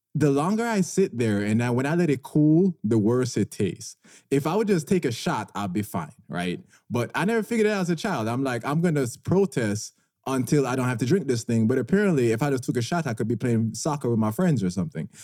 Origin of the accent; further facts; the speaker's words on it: Jamaica; moved away; I grew up in Jamaica